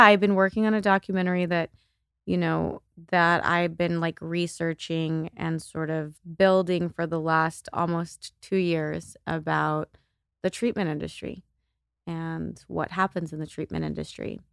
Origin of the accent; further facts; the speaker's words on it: El Paso, Texas, United States; now in Los Angeles, United States; I grew up in El Paso, Texas